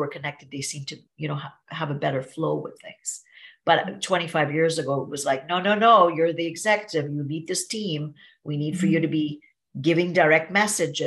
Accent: Trinidad & Tobago; now in Niagara Falls; I grew up in Trinidad and Tobago in a little village

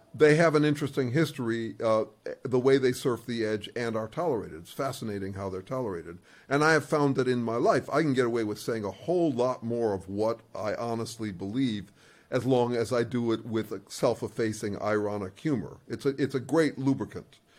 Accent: Chicago, Illinois, United States; I was in Chicago, and uh, to be honest, I was raised in an Orthodox school

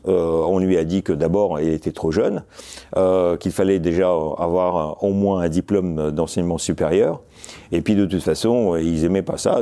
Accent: Moscow, Russia; French is a second language; moved away as an adult; also born or lived in Zelenograd; now in France; je suis né à Moscou en 1961. Euh, j'ai grandi dans Moscou. Euh, nous avons, avec mes parents, déménagé assez rapidement dans la banlieue de Moscou, où se trouvait la Silicon Valley soviétique, Zelenograd

